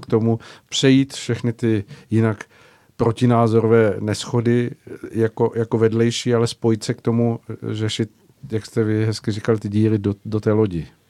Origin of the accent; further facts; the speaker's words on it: Czechia; my jako Češi jsme někdy nebyli